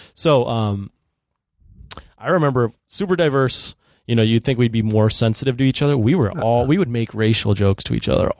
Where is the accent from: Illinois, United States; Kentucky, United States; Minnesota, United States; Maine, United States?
Illinois, United States; Chicago; also born or lived in Niles, Illinois / Champaign-Urbana, Illinois; I grew up in Chicago. So there's Chicago and then there's obviously the suburbs and the greater Chicagoland area.